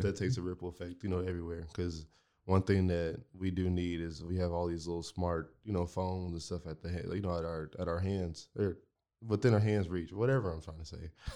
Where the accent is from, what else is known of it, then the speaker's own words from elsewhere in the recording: Marlin, Texas, United States; moved away; I came from Marlin. Marlin was my home, and I lived right across the street from the, from the school that I went